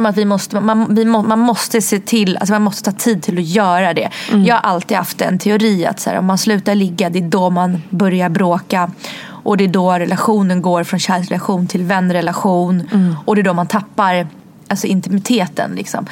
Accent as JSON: {"language": "Swedish", "country": "Sweden", "tie": "born or raised there", "also_born_or_lived": "Russia", "said": "när jag flyttade från Ryssland till Sverige då var jag tre"}